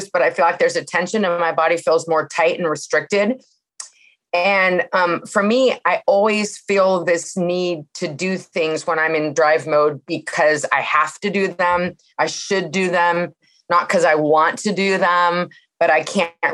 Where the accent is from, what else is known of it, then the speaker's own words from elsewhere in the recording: Santa Cruz, California, United States; I'm from Santa Cruz, California.